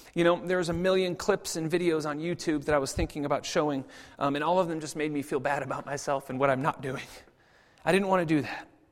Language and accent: English; United States; I'm American, obviously, and, and even coming from America